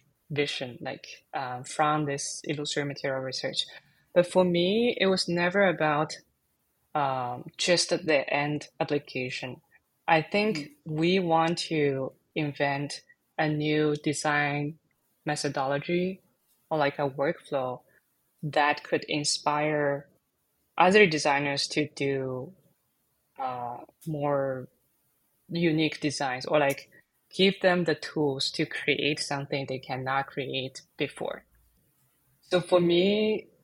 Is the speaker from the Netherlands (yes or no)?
no; China; now in San Francisco, United States; I was born and raised in China, and I'm currently based in San Francisco.